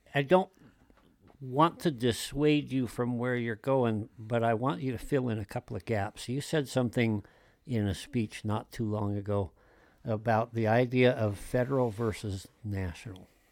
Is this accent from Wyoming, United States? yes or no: yes; Wyoming, United States; moved away as an adult; also born or lived in Europe / Colorado Springs, Colorado / Columbia, South Carolina; I'm a multi-generational Wyoming native